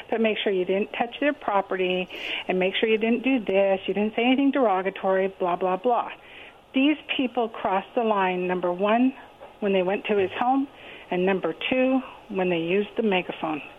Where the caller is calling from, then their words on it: Kennewick, Washington, United States; … in Kennewick.